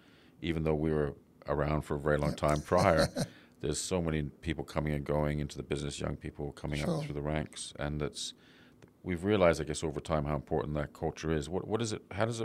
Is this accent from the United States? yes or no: no; London, United Kingdom; I came from London, a lot of designers I was used to working with didn't have that incredible focus on that detail.